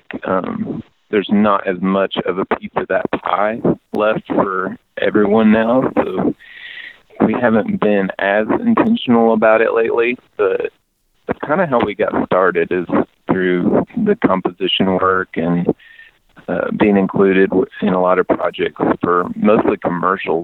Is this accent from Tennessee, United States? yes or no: yes; East Tennessee, United States; born or raised there